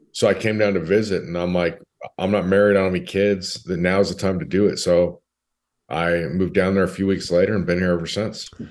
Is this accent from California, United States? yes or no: yes; California, United States; moved away as an adult; also born or lived in Nashville, Tennessee; now in Dallas, United States; I grew up in California.